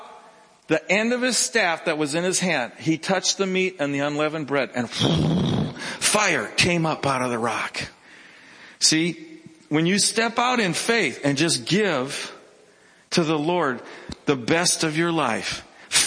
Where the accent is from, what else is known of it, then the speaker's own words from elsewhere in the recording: Minnesota, United States; I was from Minnesota.